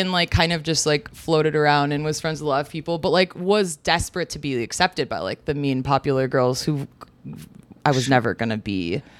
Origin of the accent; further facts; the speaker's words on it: a suburb of Chicago, Illinois, United States; I grew up in like a suburb of Chicago.